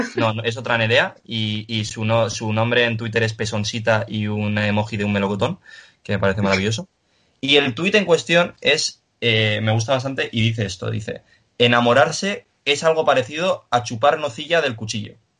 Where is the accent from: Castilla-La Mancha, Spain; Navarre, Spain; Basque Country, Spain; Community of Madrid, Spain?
Navarre, Spain; Pamplona; que soy de aquí, de, bueno, yo soy de Iruña